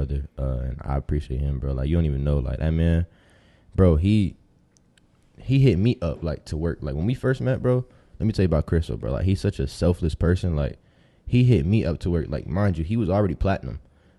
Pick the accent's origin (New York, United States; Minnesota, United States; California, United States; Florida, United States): Florida, United States; Tampa; also born or lived in Ohio; I'm a Tampa baby, but, like, I was born in Ohio. But my family is from Dominican Republic, so I'm full Dominican.